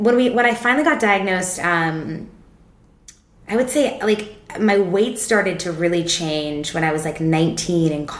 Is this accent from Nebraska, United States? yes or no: no; Seattle, Washington, United States; I grew up in Seattle, so it's like the wettest place in the world.